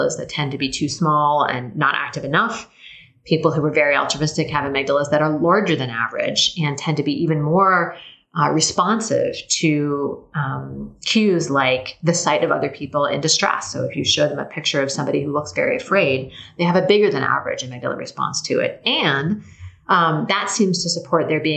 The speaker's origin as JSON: {"language": "English", "town": "Tacoma", "region": "Washington", "country": "United States", "tie": "born or raised there", "moved": "yes", "said": "my hometown of Tacoma"}